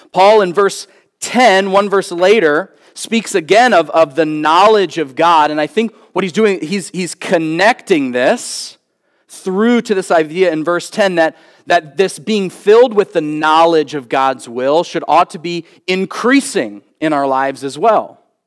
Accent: Philadelphia, Pennsylvania, United States; moved away; growing up on the East Coast. Um, and, uh, be living in, uh, Philadelphia

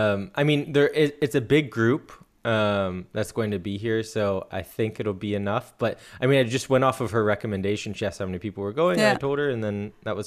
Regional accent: United States; now in Germany; And I'm an American living in Germany.

